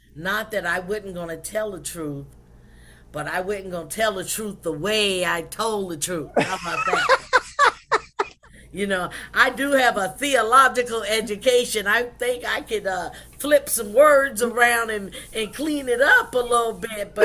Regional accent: South Carolina, United States; In 1958, I was born in South Carolina

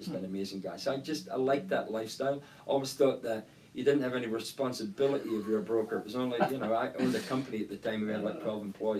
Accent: Scotland, United Kingdom; moved away as an adult; I'm originally from Scotland. Grew up there until we were about 21 years old. My wife and I are both from Scotland.

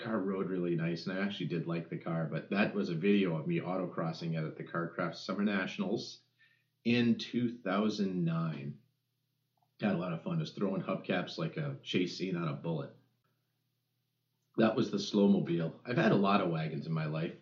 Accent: United States; growing up in America in the station wagon

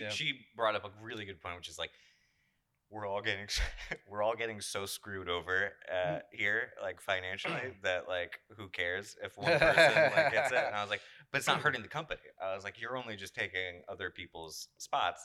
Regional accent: Florida, United States; the law in Florida that just got passed, my home state

